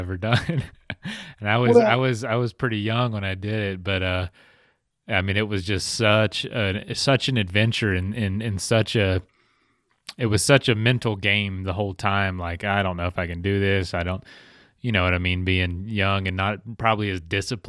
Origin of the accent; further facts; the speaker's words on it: Florida, United States; I'm from a small town in Florida